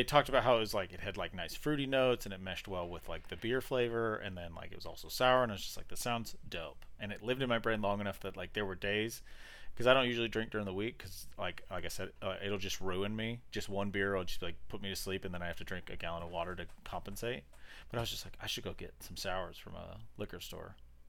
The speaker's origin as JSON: {"language": "English", "region": "Nebraska", "country": "United States", "tie": "born or raised there", "lives_now": "Arkansas, United States", "said": "Yeah, I grew up in Podunk Town, Nebraska, so like my early beginnings were, I knew nothing. I knew no one, and I did nothing because my town was tiny."}